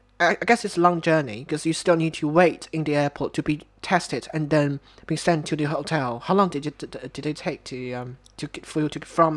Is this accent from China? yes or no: yes; China; born or raised there; moved away